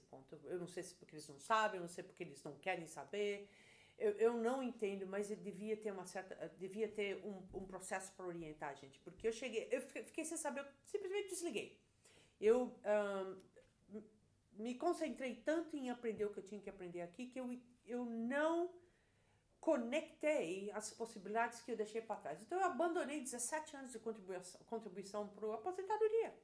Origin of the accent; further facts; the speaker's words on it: Brazil; moved away as an adult; now in United States; eu trabalhei no Brasil desde os 13 anos de idade, registrado em carteira